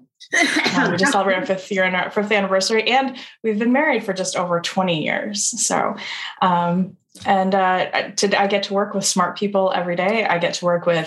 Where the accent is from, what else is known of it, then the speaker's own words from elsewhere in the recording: Ames, Iowa, United States; moved away as an adult; also born or lived in Chicago; I grew up in Ames, Iowa